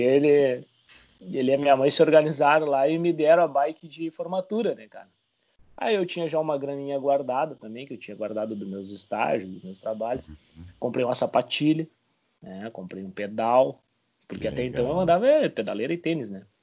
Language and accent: Portuguese; Bagé, Rio Grande do Sul, Brazil; now in Rio Grande, Brazil; sou natural de Bagé né? e atualmente moro em Rio Grande